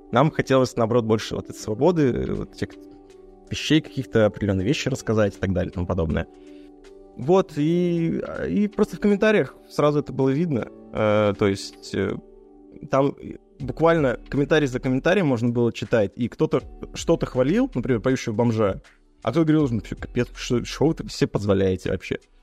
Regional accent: Izhevsk, Udmurtia, Russia; в э, моем родном городе, ну, в нашем, в Жене родном городе, в Ижевске

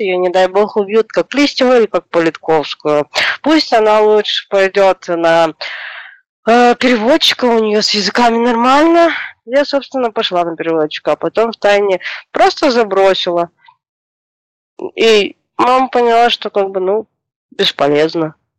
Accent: Chișinău, Moldova; moved away as an adult; now in Moscow, Russia; я родилась, э, в СССР. А, в одной из страны бывших СССР, Республика Молдова, город Кишинев. Сейчас живу в России, уже семь лет живу в Москве.

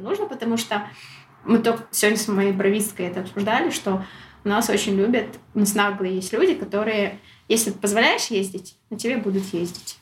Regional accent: Shymkent, Kazakhstan; moved away as an adult; also born or lived in Almaty; я могу вырваться из Шимкента

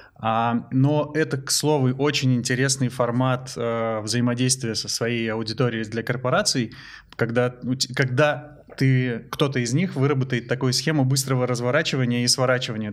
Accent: Transbaikalia, Zabaykalsky Krai, Russia; когда я жил в детстве в Забайкале

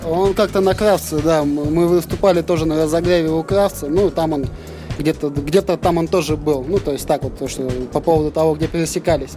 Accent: Novosibirsk, Novosibirsk Oblast, Russia; мы с Пашина

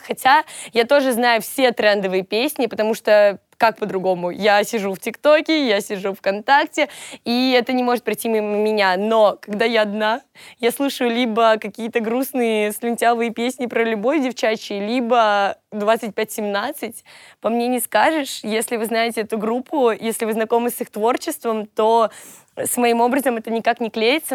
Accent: Volgograd, Volgograd Oblast, Russia; moved away as an adult; now in Moscow, Russia; Они у меня из Волгограда, и я сама из Волгограда», то есть я переехала в Москву только год назад

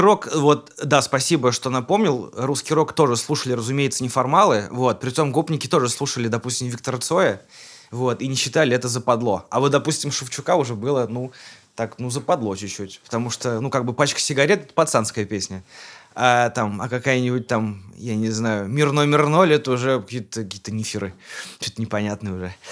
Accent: Kazan, Tatarstan, Russia; я уроженец Казани, мне 34 года

